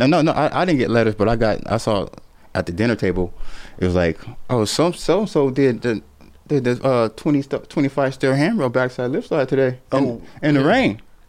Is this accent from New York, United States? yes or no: no; San Francisco, California, United States; I was in LA. I was from San Francisco.